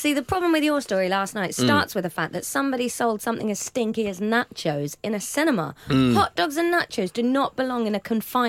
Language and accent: English; Brighton, South East England, United Kingdom; I'm a liberal from Brighton.